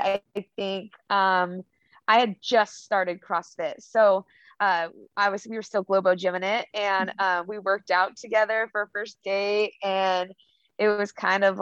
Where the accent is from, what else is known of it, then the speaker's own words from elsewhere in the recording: Longview, Washington, United States; moved away as an adult; now in Oregon, United States; I grew up in Longview, Washington